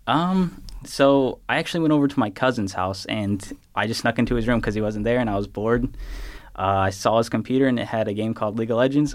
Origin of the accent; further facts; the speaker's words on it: Clayton, Indiana, United States; also born or lived in Gary, Indiana; born in Gary, uh, only lived there for a couple years, then moved to my now home in Clayton.